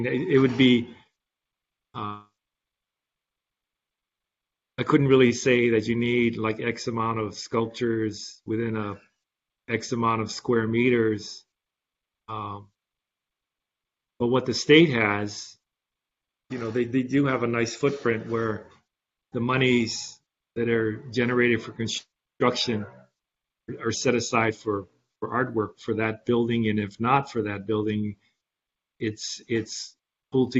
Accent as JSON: {"language": "English", "town": "Hilo", "region": "Hawaii", "country": "United States", "tie": "born or raised there", "lives_now": "Oahu, United States", "said": "when I was a kid, I grew up on Homestead, Hawaiian Homestead in Hilo"}